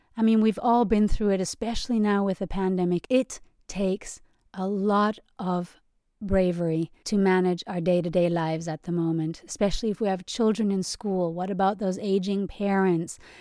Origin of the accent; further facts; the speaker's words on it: Germany; moved away; I grew up in Germany where they put a lot of emphasis on cognitive abilities and intelligence